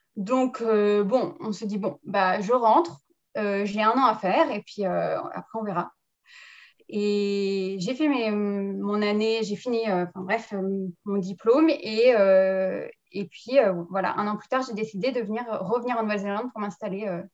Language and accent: French; France; moved away as an adult; now in New Zealand; Je suis euh, née en France, j'ai grandi en France, mais avec un papa kiwi.